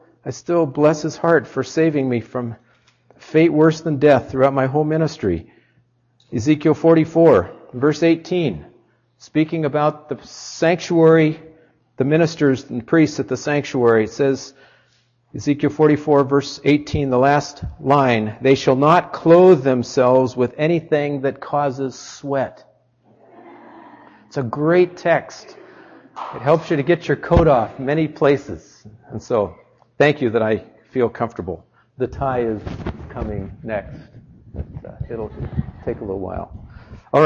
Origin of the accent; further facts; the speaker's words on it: Southern California, United States; moved away as an adult; now in Michigan, United States; I grew up in Southern California